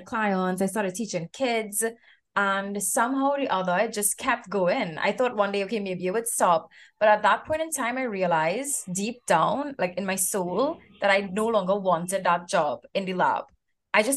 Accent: Trinidad & Tobago; moved away; I'm from Trinidad and Tobago as well

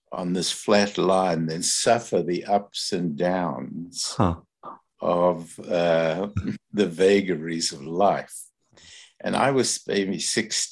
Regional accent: Johannesburg, Gauteng, South Africa; moved away as an adult; now in Canada; I grew up in Johannesburg.

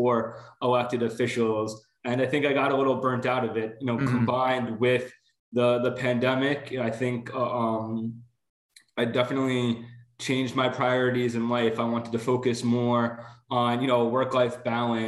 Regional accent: Long Island, New York, United States; also born or lived in Bronx; now in Rockland County, United States; I grew up on Long Island

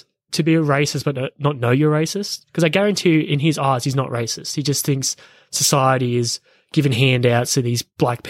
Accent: Australia

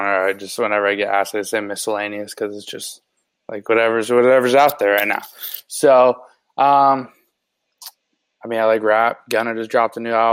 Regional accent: Chandler, Arizona, United States; just from my hometown, like Chandler specifically

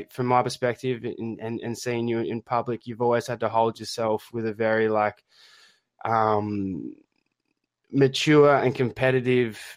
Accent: Australia; accent: Australian; my poor Australian accent

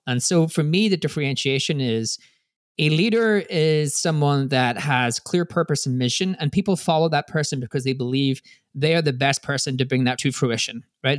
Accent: Ireland; I'm Irish

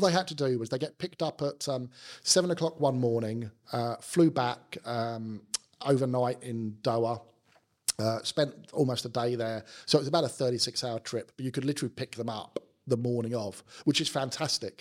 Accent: London, United Kingdom; accent: South London; also born or lived in Sydney, Australia; my South London accent

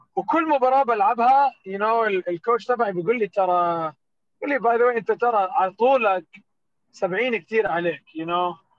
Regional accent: Jordan; also born or lived in Palestine; now in United States; انا من الاردن وفلسطين

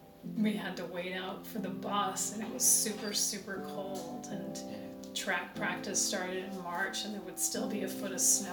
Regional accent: Nebraska, United States; Something that's very different about where I grew up in Nebraska is that it was super cold.

